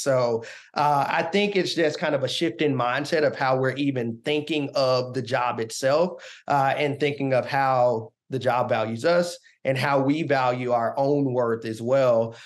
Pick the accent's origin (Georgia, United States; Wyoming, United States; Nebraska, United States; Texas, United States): Georgia, United States; Augusta; now in Washington, D.C., United States; I live in Washington, D C. I'm originally from Augusta, Georgia